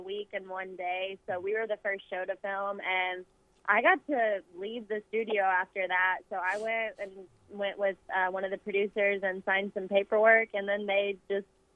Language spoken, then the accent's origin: English; Fayetteville, Arkansas, United States; moved away as an adult; now in Little Rock, United States; I grew up in Fayetteville, and I went to college there. And then I've been in Little Rock for about 5 years